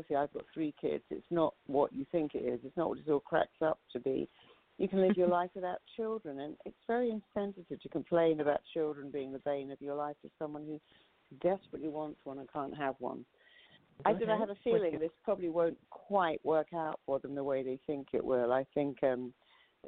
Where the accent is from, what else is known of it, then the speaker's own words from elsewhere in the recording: United Kingdom; as a Brit